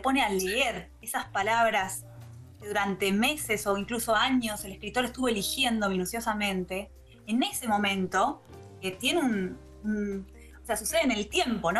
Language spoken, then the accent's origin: Spanish; Argentina; now in Berlin, Germany; soy la primera argentina que se lo gana